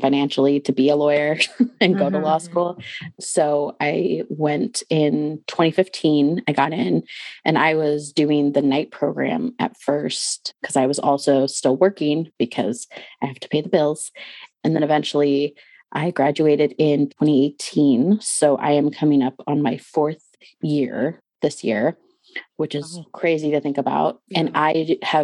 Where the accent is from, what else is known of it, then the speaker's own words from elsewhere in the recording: Portland, Oregon, United States; now in Washington, United States; So I am based out of Washington state and I grew up in Portland, Oregon